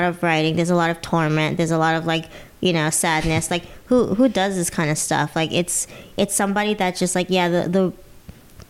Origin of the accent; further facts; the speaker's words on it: United States; I'm an American